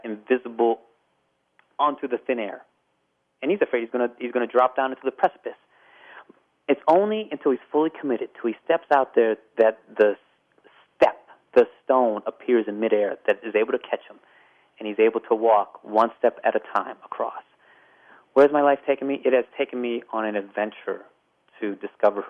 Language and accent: English; Pittsburgh, Pennsylvania, United States; moved away; also born or lived in Las Vegas; my hometown of Pittsburgh, Pennsylvania